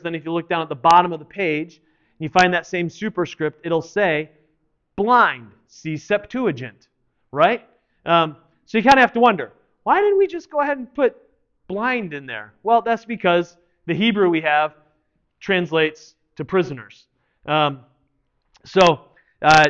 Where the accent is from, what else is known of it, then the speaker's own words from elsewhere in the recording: United States; us as American Christians who live in this time